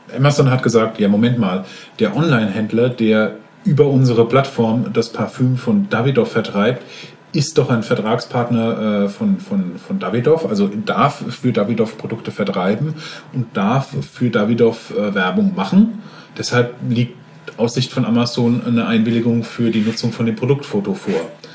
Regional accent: Frankfurt, Hesse, Germany; Ich stamme aus Frankfurt

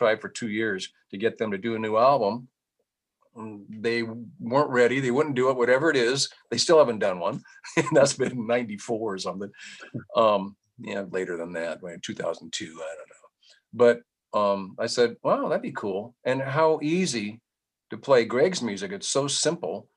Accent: San Jose, California, United States; I'm from San Jose, California.

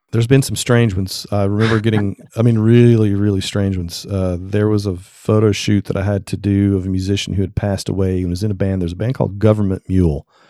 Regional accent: Tennessee, United States; I'm from Tennessee

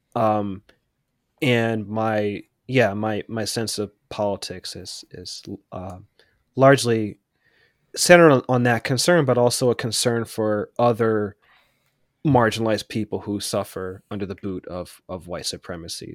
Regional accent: Pittsburgh, Pennsylvania, United States; where I grew up in Pittsburgh

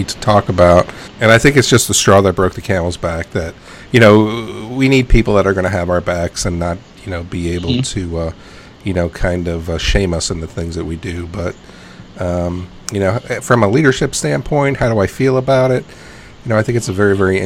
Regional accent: New York City, New York, United States; I grew up in New York City

